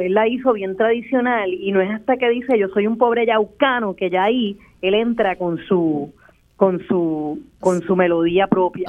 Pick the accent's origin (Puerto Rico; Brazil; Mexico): Puerto Rico